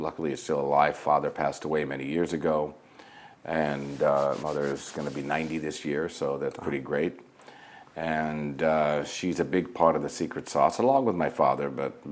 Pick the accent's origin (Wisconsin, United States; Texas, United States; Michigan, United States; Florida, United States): Michigan, United States; Flint; moved away as an adult; also born or lived in Nazareth, Israel / New York; I was born and raised in Nazareth, Israel, and my parents I have five siblings, two brothers, three sisters, and my parents, when they were 39 years old, decided to immigrate to the United States, which ironically was from Nazareth, Israel to Flint, Michigan. So, you know, went through most of school in Michigan